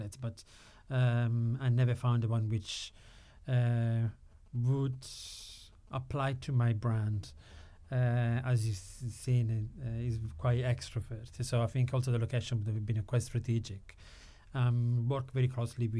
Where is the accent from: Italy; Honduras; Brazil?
Italy; Sicily; moved away; I'm from Sicily, but my grandmother was from Florence